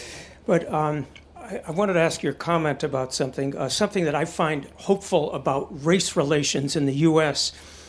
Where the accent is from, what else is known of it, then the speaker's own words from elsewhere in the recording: United States; as an American